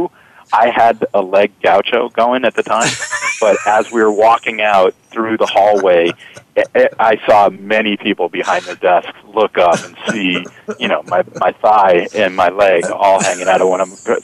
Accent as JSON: {"language": "English", "region": "Massachusetts", "country": "United States", "also_born_or_lived": "Houston, Texas", "moved": "yes", "said": "I'm a Yankee. I'm from Massachusetts."}